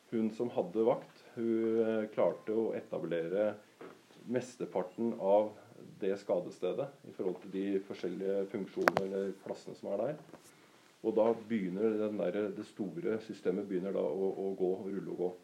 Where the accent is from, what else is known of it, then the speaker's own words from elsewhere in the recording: Norway; født og oppvokst i Edrum, faktisk, og bor i Edrum